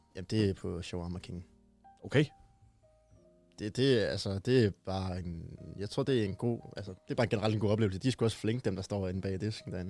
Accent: Aalborg, North Denmark Region, Denmark; hjemme i Aalborg

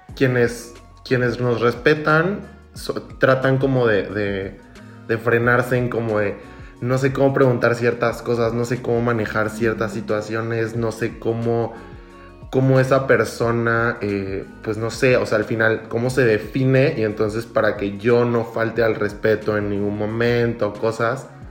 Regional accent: Villahermosa, Tabasco, Mexico; soy de Villahermosa, soy, soy tabasqueño

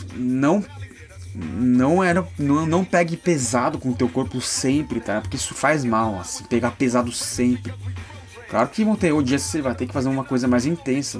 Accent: São Paulo, Brazil; sou de São Paulo

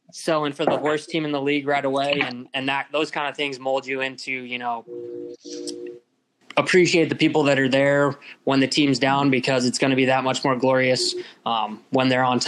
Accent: Omaha, Nebraska, United States; moved away as an adult; also born or lived in San Jose, California; my hometown area

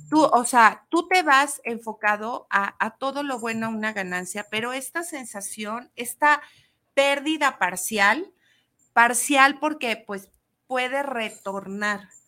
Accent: Mexico; empezar con esta patria y decir, somos mexicanos.

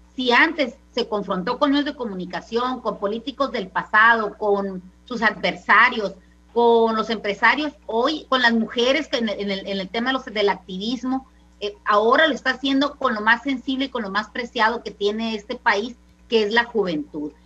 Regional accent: Mexico

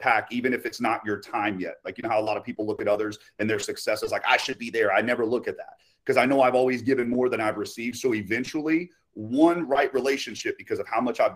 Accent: Haines City, Florida, United States; I'm from Haines City, small city. All there used to be is orange groves in a couple neighborhoods back when I was born in 1991. So, but yes, born and raised.

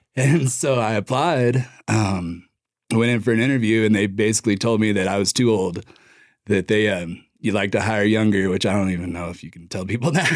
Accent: Durango, Colorado, United States; moved away as an adult; also born or lived in Lubbock, Texas; I grew up in Durango

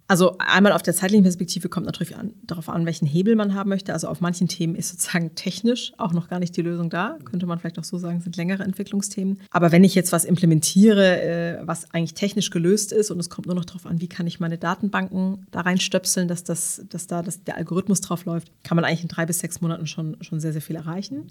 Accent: Karlsruhe, Baden-Württemberg, Germany; ich komme ja selber aus Karlsruhe

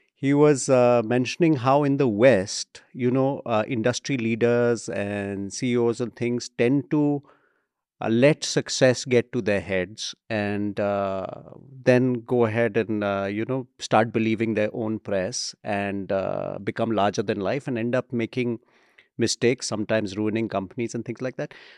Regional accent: India; our country

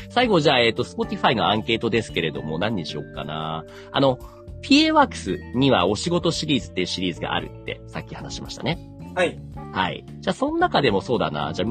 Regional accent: Saitama, Japan; 例えば僕の、あの、地元の埼玉県にあるイチローズモルトっていうね。

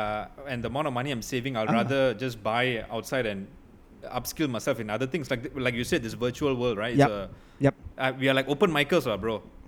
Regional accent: Malaysia; I'm a Malaysian stand-up comedian.

